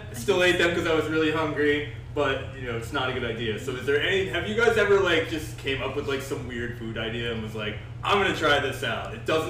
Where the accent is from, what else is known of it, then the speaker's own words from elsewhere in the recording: New Jersey, United States; now in Florida, United States; I'm from New Jersey